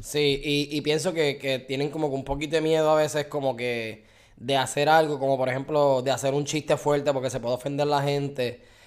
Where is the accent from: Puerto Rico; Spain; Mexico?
Puerto Rico; moved away as an adult; now in Florida, United States; nosotros somos puertorriqueños